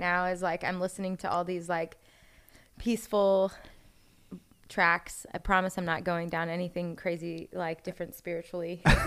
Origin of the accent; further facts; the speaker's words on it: Orlando, Florida, United States; moved away as an adult; also born or lived in Jacksonville; I grew up in Orlando